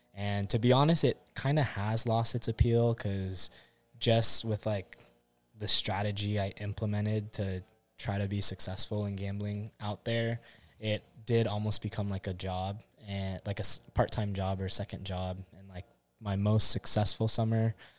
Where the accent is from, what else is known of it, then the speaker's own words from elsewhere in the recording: Orange County, California, United States; also born or lived in Hilo, Hawaii; originally, I'm from California, born and raised in Orange County, but most of my family stays on the Big Island. Hilo side